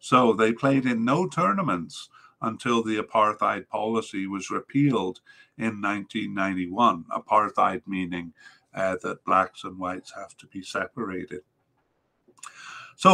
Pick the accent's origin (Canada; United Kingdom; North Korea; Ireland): Canada; makes me shudder as a Canadian fan